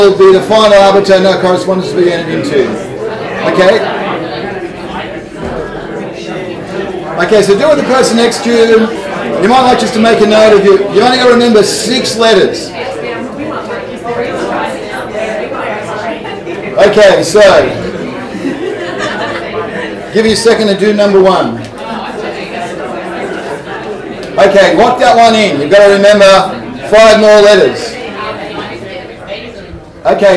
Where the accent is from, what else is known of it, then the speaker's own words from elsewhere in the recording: Hobart, Tasmania, Australia; I'm from Hobart